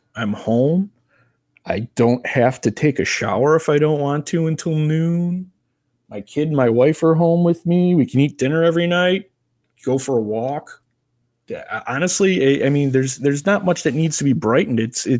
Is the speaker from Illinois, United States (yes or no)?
yes; Crystal Lake, Illinois, United States; I am an IT business analyst, and I am from Crystal Lake, Illinois.